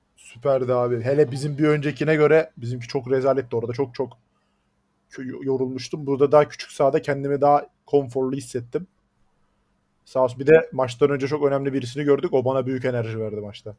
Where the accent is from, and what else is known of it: Black Sea Region, Turkey